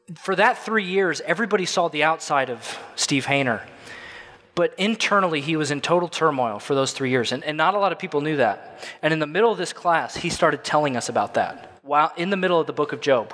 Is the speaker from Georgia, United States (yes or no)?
no; Illinois, United States; moved away as an adult; now in Tampa, United States; I'm from Illinois